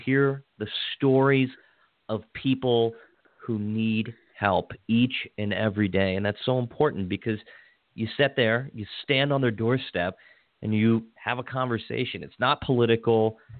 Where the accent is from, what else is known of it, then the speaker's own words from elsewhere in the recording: Hagerstown, Maryland, United States; as someone who was born and raised in the city of Hagerstown, probably much like you, I assume that you, I was born at the old Washington County Hospital.